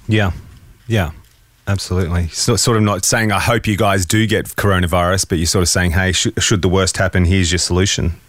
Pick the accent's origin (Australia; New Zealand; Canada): Australia; as an Aussie with a home studio